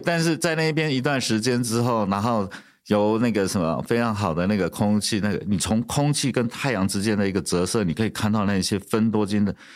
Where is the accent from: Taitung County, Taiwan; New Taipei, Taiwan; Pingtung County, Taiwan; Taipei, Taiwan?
Pingtung County, Taiwan; 我小时候那边也种了非常非常多的芒果树